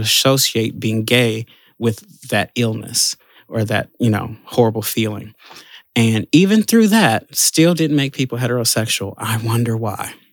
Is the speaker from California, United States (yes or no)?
no; Chicago, Illinois, United States; I'm born and raised in Chicago